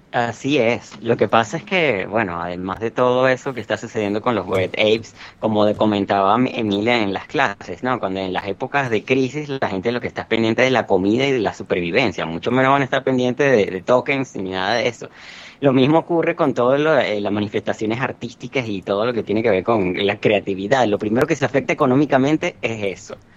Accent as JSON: {"language": "Spanish", "country": "Venezuela", "said": "en mi país, en Venezuela"}